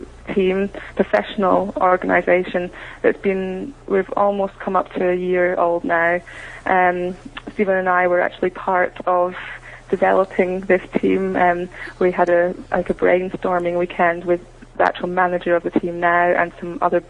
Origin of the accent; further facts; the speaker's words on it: Scotland, United Kingdom; being British